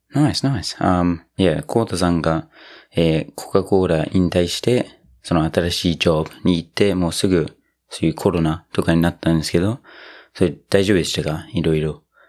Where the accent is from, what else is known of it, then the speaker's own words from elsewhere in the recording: New Zealand; now in Japan; 僕の母国、ニュージーランド